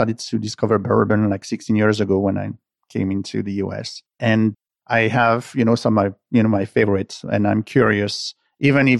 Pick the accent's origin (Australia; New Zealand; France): France; accent: French; English is a second language; moved away; with my accent, coming from France, I've been raised with, you know, wine.